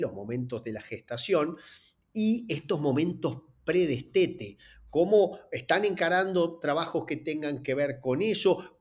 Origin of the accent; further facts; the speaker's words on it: Entre Ríos, Argentina; de donde soy oriundo, en, en Entre Ríos, allá por el año que nací